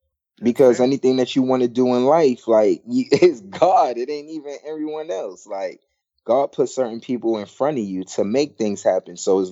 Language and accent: English; Brooklyn, New York, United States; I'm from Brooklyn, New York, too.